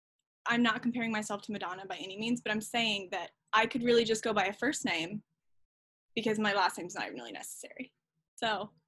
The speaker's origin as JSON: {"language": "English", "town": "Franklin", "region": "Tennessee", "country": "United States", "tie": "born or raised there", "said": "moved here to Franklin, Tennessee when I was about 12. My dad started working for labels here. So I grew up in Franklin, which, you know, it's rare to meet people who've been here for 20 plus years."}